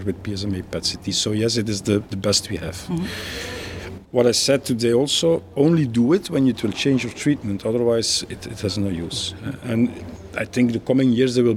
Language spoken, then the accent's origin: English; Belgium; I'm a radiation oncologist from Belgium, working in Leuven University Hospitals